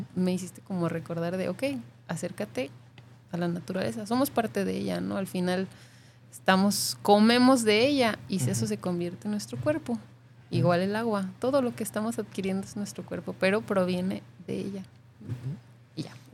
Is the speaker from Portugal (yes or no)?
no; Mexico; also born or lived in Playa del Carmen; now in Guadalajara, Mexico; como mexicanos